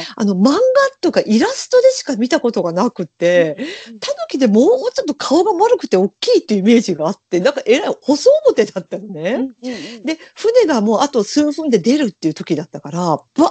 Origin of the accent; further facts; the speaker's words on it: Fukuoka, Japan; 私たち福岡人